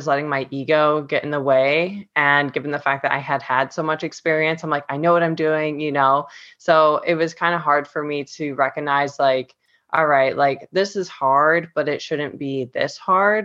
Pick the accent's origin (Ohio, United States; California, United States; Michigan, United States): Ohio, United States; Cleveland; moved away as an adult; now in Florida, United States; I'm originally from Cleveland, Ohio, but I've been living in Florida for the last 4 years